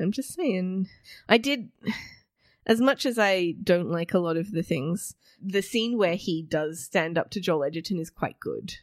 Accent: Australia; we're an Australian audience

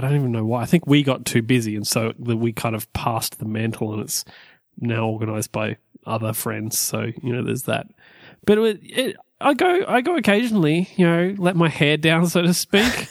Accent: Orange, New South Wales, Australia; moved away as an adult; my hometown, Orange.

